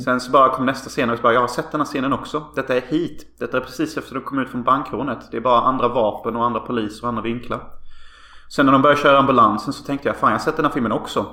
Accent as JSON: {"language": "Swedish", "town": "Hyltebruk", "region": "Halland County", "country": "Sweden", "tie": "born or raised there", "said": "vi växte upp i Hyltebruk"}